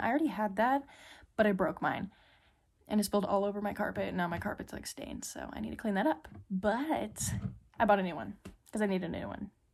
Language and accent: English; Midland, United States; moved away; I love being home, spending time with my fam. in my hometown friends